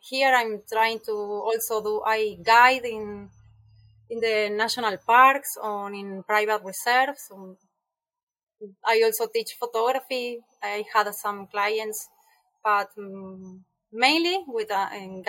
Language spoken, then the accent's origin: English; Buenos Aires, Argentina; English is a second language; moved away as an adult; now in Costa Rica; I am from Argentina